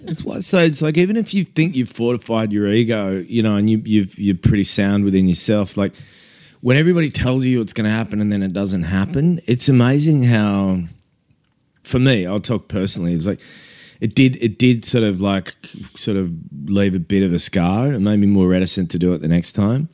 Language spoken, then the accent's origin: English; Australia; we're Australian